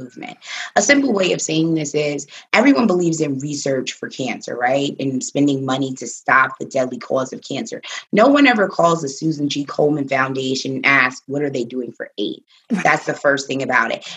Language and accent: English; New York City, New York, United States; I was raised with a million Puerto Ricans. Like, I'm from the Bronx.